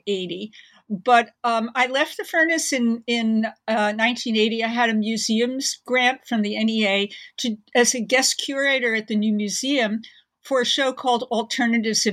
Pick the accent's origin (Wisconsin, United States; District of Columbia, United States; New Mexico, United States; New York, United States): New York, United States; I grew up in Manhattan in New York